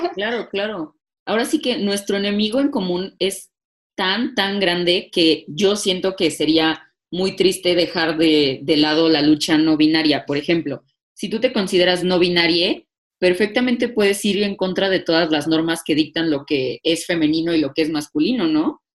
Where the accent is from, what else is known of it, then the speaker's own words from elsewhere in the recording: Mexico; como mexicanas hemos sido educadas en familias machistas, al menos yo sí